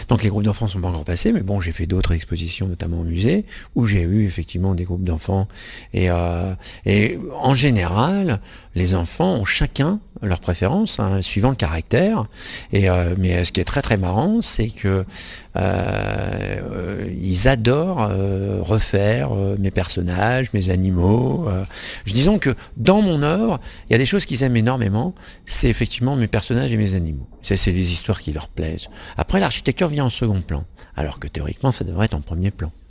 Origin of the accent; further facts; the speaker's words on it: Centre-Val de Loire, France; also born or lived in Hauts-de-France; Alors j'ai grandi un pied dans le Berry et un pied dans le nord de la France.